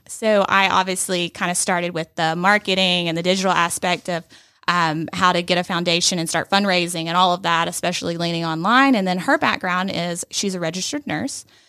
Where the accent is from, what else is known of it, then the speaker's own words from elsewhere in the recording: Rome, Georgia, United States; moved away as an adult; also born or lived in Atlanta; this is my hometown